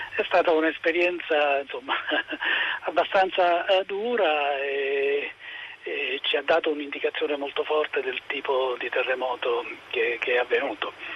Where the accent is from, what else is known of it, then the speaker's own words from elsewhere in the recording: Barano d'Ischia, Campania, Italy; nel mio paese a Barano